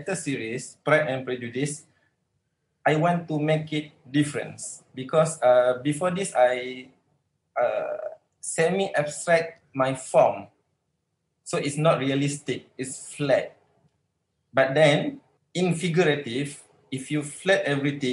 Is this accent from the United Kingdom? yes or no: no; Malaysia; I'm a Malaysian artist